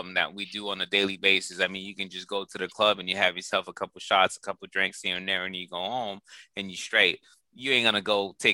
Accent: East Coast, United States; moved away; also born or lived in Boston; my hometown, East Coast

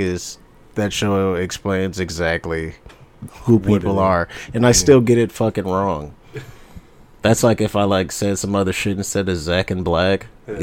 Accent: Ann Arbor, Michigan, United States; also born or lived in Ypsilanti; I'm born and raised Ann Arbor, Ypsilanti

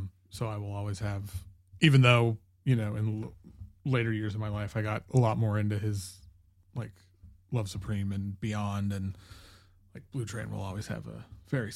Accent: United States; I grew up in the States and I didn't move to Germany

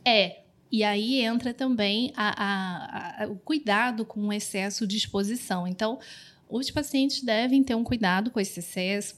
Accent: Rio de Janeiro, Brazil; sou carioca

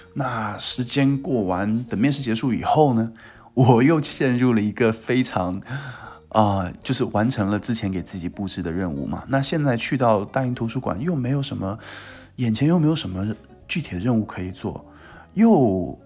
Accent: Qingtian, Zhejiang, China; moved away as an adult; 因为我家乡在青田嘛

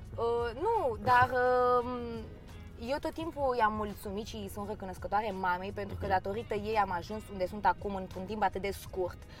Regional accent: Romania; am trăit toată viața mea în România și m-am născut aici. Pot să zic că mă simt totuși mai mult româncă

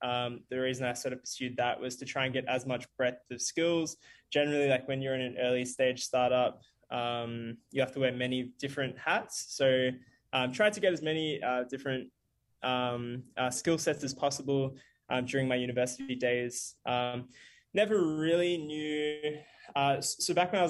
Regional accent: Bendigo, Victoria, Australia; also born or lived in South Africa / Melbourne; Growing up, lived in Bendigo for a little while, which is like a small country town. Not small, actually, about 100,000 people, about 2 hours away from Melbourne before moving to Melbourne when I was a teenager

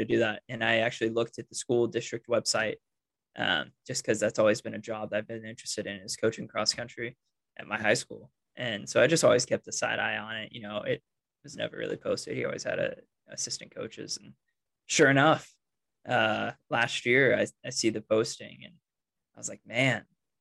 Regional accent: Lenexa, Kansas, United States; also born or lived in Norman, Oklahoma; now in Lawrence, United States; I grew up in Lenexa, kind of suburb Kansas City near Overland Park, where my high school was. I live in Lawrence right now, where KU is.

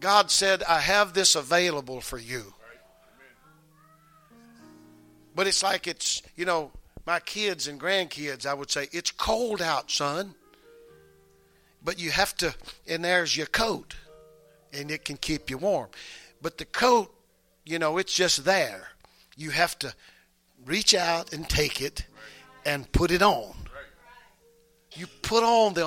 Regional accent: the South, United States; we're from the South

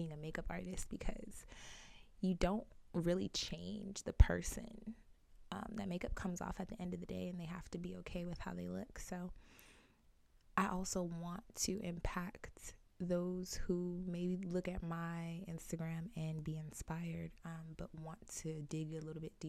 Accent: Arizona, United States; I am born and raised in Arizona

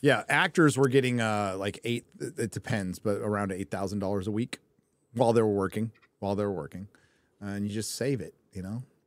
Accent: California, United States; I'm Californian. What can I say? I was born there.

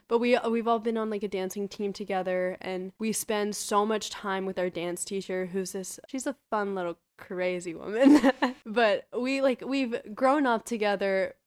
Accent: United States; first generation American

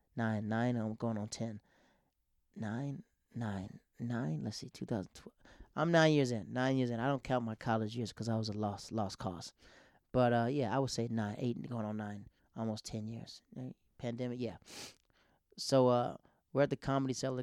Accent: Tampa, Florida, United States; moved away; also born or lived in New York City; I'm in Tampa. That's my home tub.

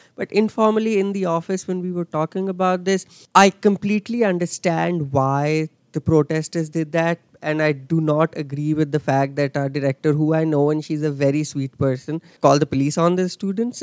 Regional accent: Delhi, India; moved away as an adult; I'm I'm from Delhi in uh, India.

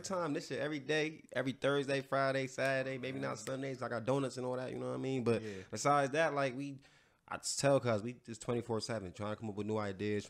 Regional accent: Jamaica; you know I'm Jamaican.

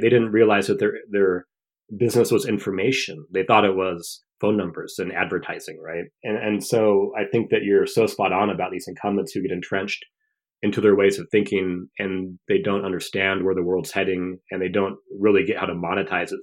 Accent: Washington, United States; being a eleven-year-old reading the local paper in my hometown of Washington State

